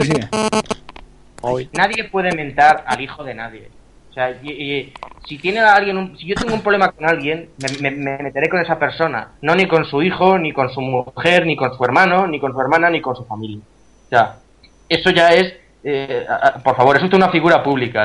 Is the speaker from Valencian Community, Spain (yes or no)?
yes; Valencian Community, Spain; el Levante es el club de mi tierra